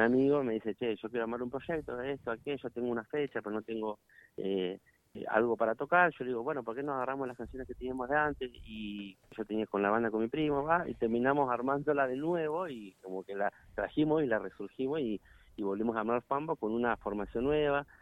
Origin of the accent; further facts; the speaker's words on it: Allen, Río Negro, Argentina; somos de Allen